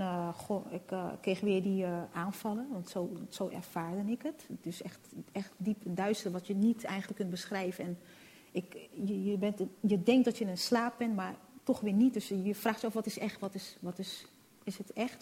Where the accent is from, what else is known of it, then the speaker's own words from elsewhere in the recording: Netherlands; also born or lived in Rotterdam; now in Amsterdam, Netherlands; ik ben in Nederland geboren